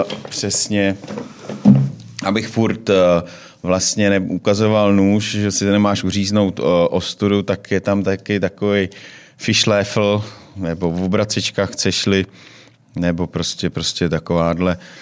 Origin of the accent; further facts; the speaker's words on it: Czechia; my, jako Češi